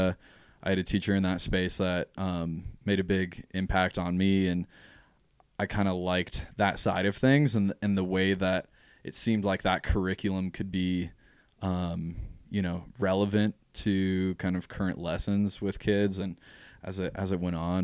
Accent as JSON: {"language": "English", "town": "Jackson", "region": "Wyoming", "country": "United States", "tie": "born or raised there", "said": "born and raised in Jackson."}